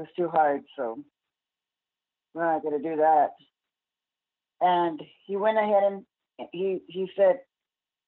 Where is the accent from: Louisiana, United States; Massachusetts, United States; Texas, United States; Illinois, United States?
Texas, United States; El Paso; I grew up in El Paso